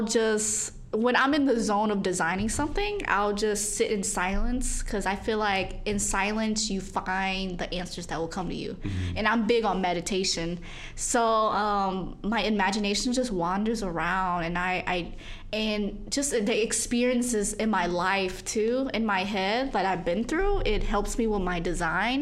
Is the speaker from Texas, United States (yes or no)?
no; St. Louis, Missouri, United States; now in Chicago, United States; I'm from St. Louis, Missouri